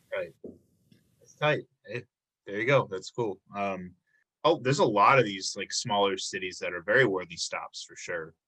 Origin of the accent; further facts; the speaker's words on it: Illinois, United States; now in Milwaukee, United States; I'm from Illinois. I've been, I've only been in Milwaukee for seven years now